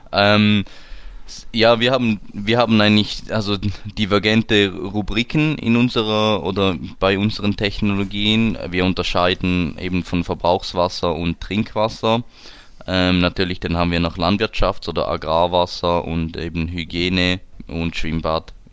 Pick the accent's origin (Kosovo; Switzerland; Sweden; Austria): Switzerland; Eishockey, da sind wir Schweizer ja ziemlich äh, prädestiniert dafür